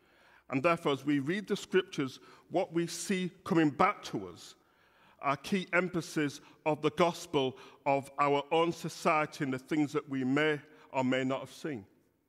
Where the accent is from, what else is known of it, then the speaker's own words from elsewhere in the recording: Bradford, Yorkshire and the Humber, United Kingdom; accent: Yorkshire; now in Birmingham, United Kingdom; the church I grew up in Bradford, this is a Yorkshire accent. So although I've lived in Birmingham for 37 years, it's often said that you can take the man out of Yorkshire, but you can't take Yor